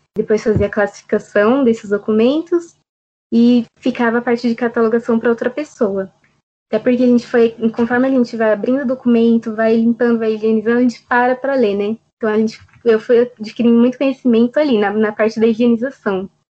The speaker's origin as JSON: {"language": "Portuguese", "town": "Jundiaí", "region": "São Paulo", "country": "Brazil", "tie": "born or raised there", "said": "nasci em Jundiaí"}